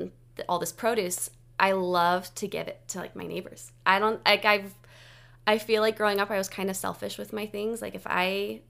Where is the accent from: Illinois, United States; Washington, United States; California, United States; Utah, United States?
California, United States; I'm from California, and I was just like the stereotypical California girl